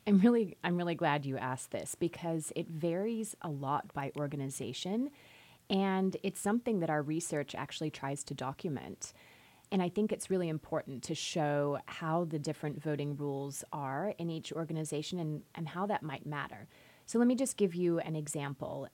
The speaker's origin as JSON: {"language": "English", "country": "Australia", "also_born_or_lived": "Chicago", "moved": "as an adult", "lives_now": "United States", "said": "I'm originally from Australia"}